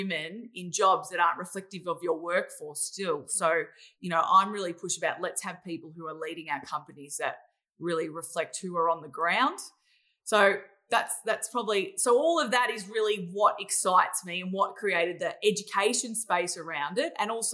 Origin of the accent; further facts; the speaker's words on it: Australia; I'm really an Australian, as you could probably hear by my voice